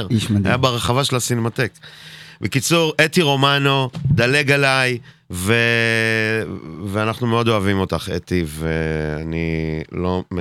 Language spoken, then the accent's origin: Hebrew; Haifa, Haifa District, Israel; moved away as an adult; now in Bat Yam, Israel; אתה יודע שאני בת ימי עכשיו? אני כבר לא, לא חיפ... אני לא חיפאי